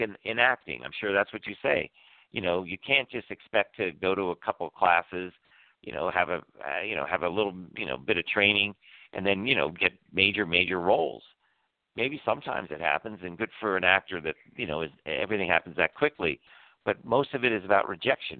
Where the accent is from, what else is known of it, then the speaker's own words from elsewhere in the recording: Washington, District of Columbia, United States; moved away; Washington D.C. is my hometown. I was born in Georgetown Hospital